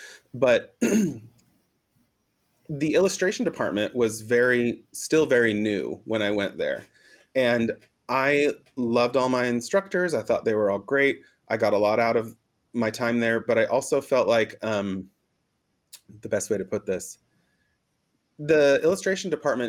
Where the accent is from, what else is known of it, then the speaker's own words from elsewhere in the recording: Boise, Idaho, United States; also born or lived in Mexico / New York / Los Angeles; now in Portland, United States; I was raised in Boise, Idaho, and then moved to several different places in Mexico where my mom is from. But I've lived in New York, and I've lived in Los Angeles.